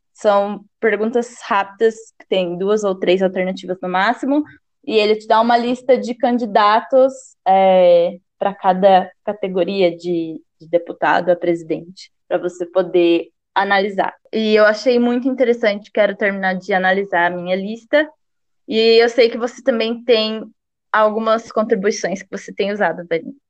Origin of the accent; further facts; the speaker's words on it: Brazil; nós brasileiros